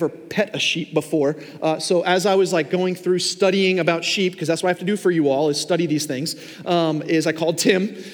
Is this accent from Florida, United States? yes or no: no; Long Island, New York, United States; now in Fort Myers, United States; I grew up in New York. Now, I didn't grow up in Manhattan, like in the core of the city, but we lived on Long Island